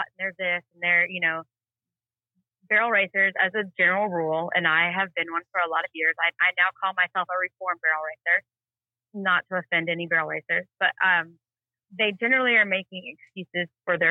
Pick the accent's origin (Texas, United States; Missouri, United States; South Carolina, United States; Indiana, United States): Texas, United States; also born or lived in Duncan, Oklahoma; I grew up in Texas